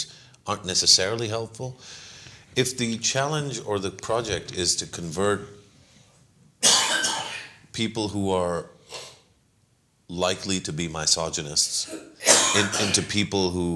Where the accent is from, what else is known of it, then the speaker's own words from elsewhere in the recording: Pakistan; as a Pakistani